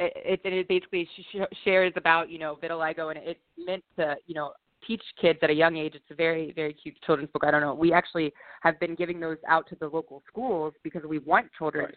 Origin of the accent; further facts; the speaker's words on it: Virginia, United States; moved away as an adult; now in Boston, United States; I'm born and raised in Virginia